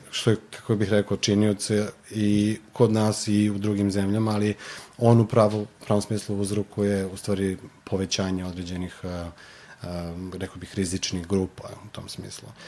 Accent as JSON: {"language": "Croatian", "region": "Belgrade", "country": "Serbia", "tie": "born or raised there", "said": "ja sam sa Zvezdare, tako da u principu nekako taj kraj je i bio specifičan po tim nekim možda lošim izborima u tom trenutku."}